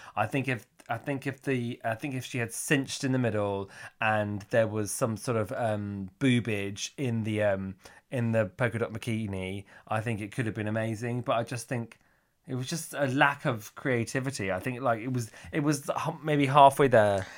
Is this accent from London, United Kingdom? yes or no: no; Cornwall, South West England, United Kingdom; moved away; I'm originally from Cornwall